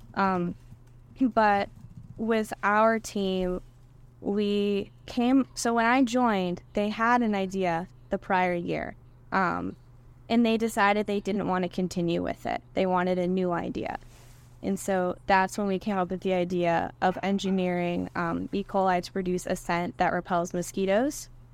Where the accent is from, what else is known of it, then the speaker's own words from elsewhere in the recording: Tyngsborough, Massachusetts, United States; moved away as an adult; I grew up in Tingsboro, Massachusetts